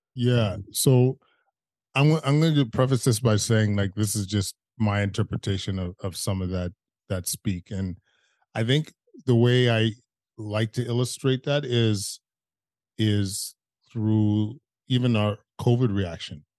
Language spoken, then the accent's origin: English; Edmonton, Alberta, Canada; now in Ottawa, Canada; growing up in Edmonton, you kind of have a, you, you, you have a racist existence